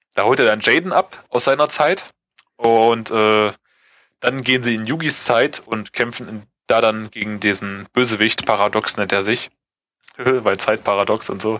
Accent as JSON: {"language": "German", "country": "Germany", "said": "bei uns in Deutschland"}